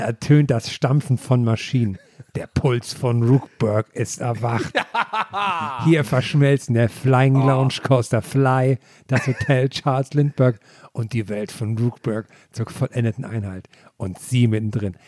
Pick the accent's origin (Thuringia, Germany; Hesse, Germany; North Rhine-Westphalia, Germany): Thuringia, Germany; moved away; mein Heimatdorf zurückdenke in Thüringen